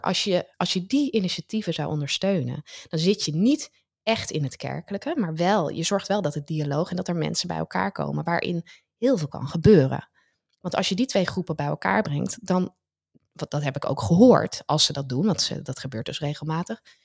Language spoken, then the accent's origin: Dutch; Netherlands; ons als Nederlanders